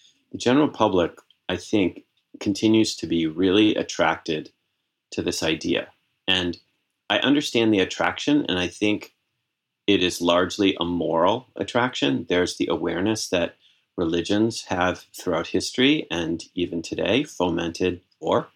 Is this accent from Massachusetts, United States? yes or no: yes; Massachusetts, United States; I was actually on the vestry of the Episcopal Church, my Episcopal Church in Massachusetts, when I was 16 years old.